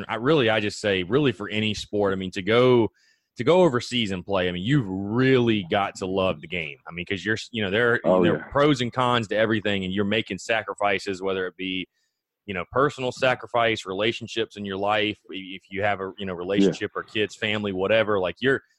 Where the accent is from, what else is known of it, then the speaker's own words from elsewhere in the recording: North Augusta, South Carolina, United States; I'm actually from North Augusta, so very familiar with Jackson, South Carolina.